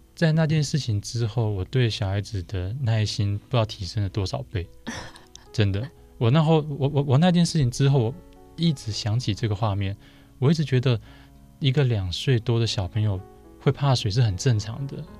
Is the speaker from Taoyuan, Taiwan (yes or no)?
yes; Zhongli, Taoyuan, Taiwan; 我老家就是等于是就婆家。娘家在卤煮 ，那婆家在中立